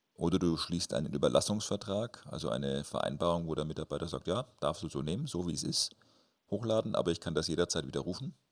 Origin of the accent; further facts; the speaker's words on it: Nuremberg, Bavaria, Germany; Bei uns in Nürnberg